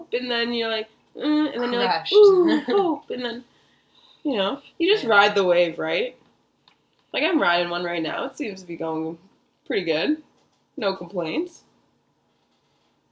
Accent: Lakefield, Ontario, Canada; also born or lived in Peterborough, Ontario; growing up, my hometown, like, I grew up in Lakefield, and we only had, our population was 2,444 people

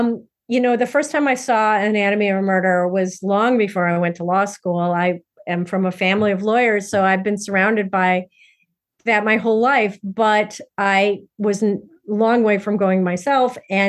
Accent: Midwest, United States; I'm a Midwesterner myself.

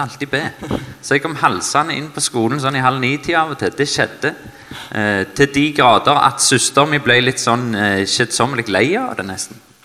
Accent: Stavanger, Rogaland, Norway; Jeg er eh, født og oppvokst i Stavanger

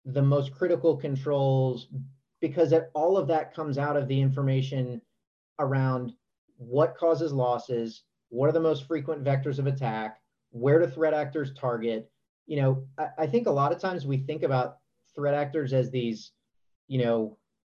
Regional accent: Virginia, United States; I grew up in Virginia

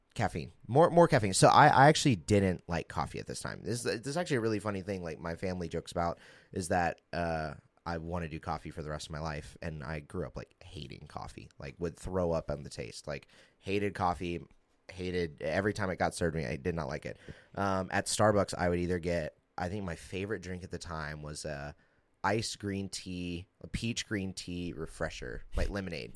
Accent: Southaven, Mississippi, United States; I'm originally from Memphis, um, a little outside of Memphis, South Haven, Mississippi.

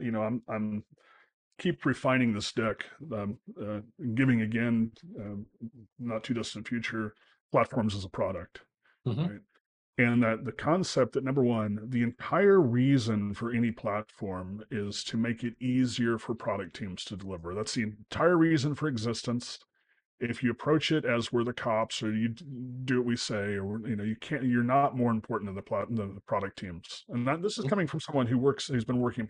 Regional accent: United States; an American

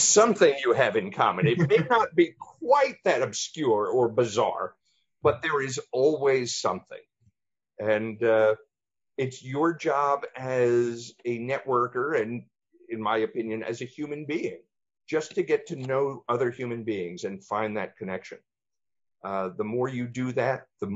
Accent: East Coast, United States; moved away; I was born and raised on the East Coast

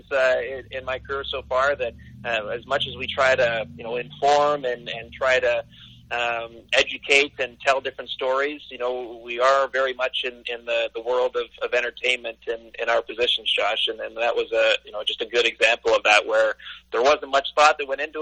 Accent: Canada; as a Canadian kid that grew up

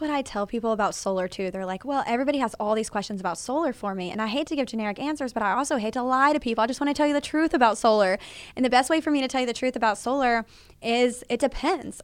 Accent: Fort Worth, Texas, United States; I was born and raised in Fort Worth. I've lived here my enter-, entire thirty-three years of life

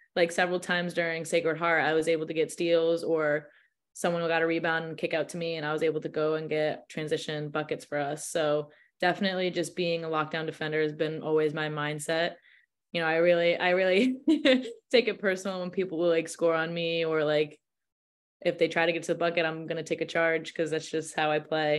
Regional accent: Massachusetts, United States; I live from I'm from Mass, so it's not that far.

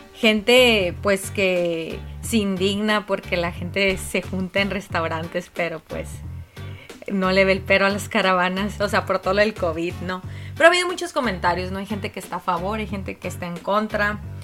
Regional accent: Mexico; aquí por lo menos en México

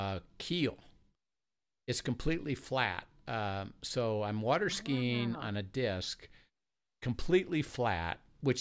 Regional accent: Valparaiso, Indiana, United States; When I was a kid, I grew up in Valparaiso, Indiana.

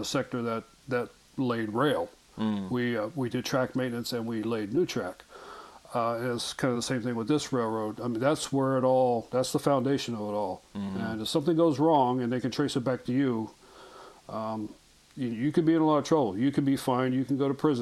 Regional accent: Colorado, United States; born or raised there; also born or lived in Germany; now in Nebraska, United States

